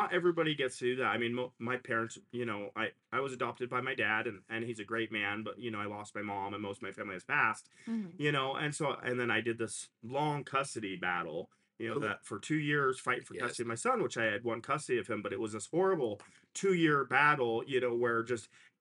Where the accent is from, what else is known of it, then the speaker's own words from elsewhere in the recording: Sheridan, Wyoming, United States; we live in a very old-fashioned town. I grew up here.